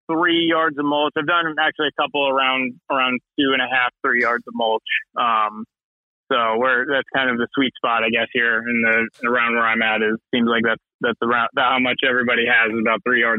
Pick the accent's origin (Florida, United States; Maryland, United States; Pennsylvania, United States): Florida, United States; Venice; now in Lutz, United States; it's funny where I grew up in Venice, Florida.